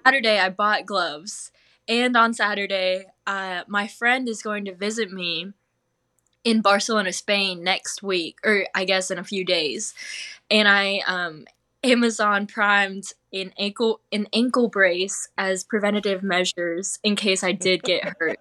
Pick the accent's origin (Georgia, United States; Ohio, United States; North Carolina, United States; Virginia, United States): North Carolina, United States; Smithfield; I grew up in Smithfield, North Carolina